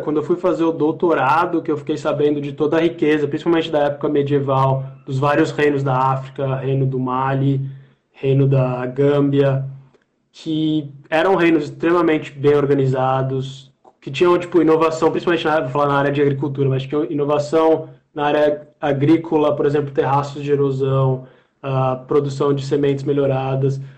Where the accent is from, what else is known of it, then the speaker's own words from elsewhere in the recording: Brazil; a gente, como brasileiro